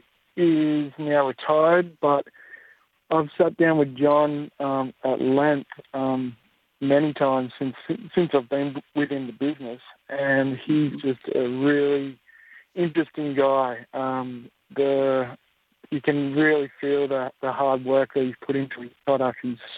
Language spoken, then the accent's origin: English; Gold Coast, Queensland, Australia; I grew up on the Gold Coast